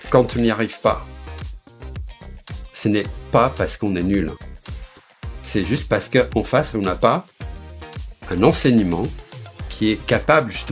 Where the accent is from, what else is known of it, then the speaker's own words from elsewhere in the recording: Flanders, Belgium; accent: Belgian; now in France; je suis belge d'origine, flamand, mais ça fait très longtemps que j'habite euh, en France. Ça fait 38 ans que j'habite dans la région parisienne, donc il y a prescription. J'ai d'ailleurs perdu mon accent belge.